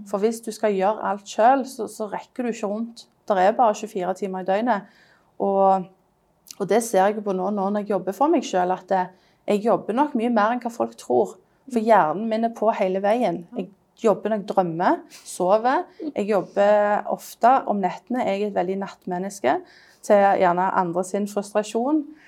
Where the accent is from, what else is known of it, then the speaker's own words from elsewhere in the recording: Stavanger, Rogaland, Norway; now in London, United Kingdom; jeg er designer fra, fra Stavanger, men jeg bor i London